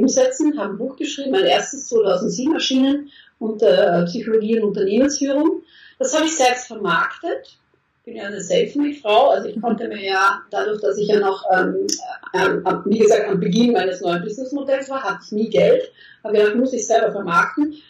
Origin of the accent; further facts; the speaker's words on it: Austria; moved away as an adult; now in Germany; vorher in Österreich, ich bin Österreicherin und dann in den letzten sieben Jahren in Deutschland